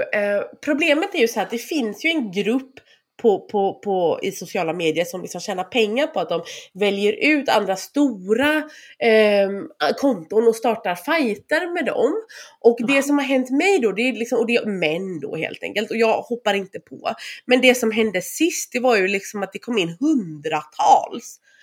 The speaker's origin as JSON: {"language": "Swedish", "area": "Bohuslän", "region": "Västra Götaland", "country": "Sweden", "moved": "as an adult", "lives_now": "Gråbo, Sweden", "said": "Jag är från Bohuslän så jag flyttade efter honom"}